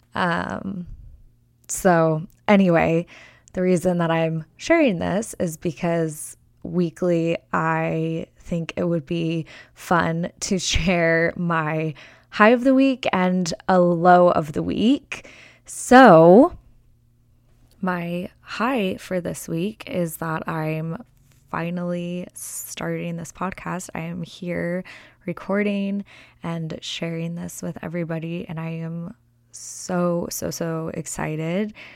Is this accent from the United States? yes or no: yes; Las Vegas, Nevada, United States; now in Arizona, United States; I am born and raised in Las Vegas, and I'm many generations deep from Las Vegas and from Nevada.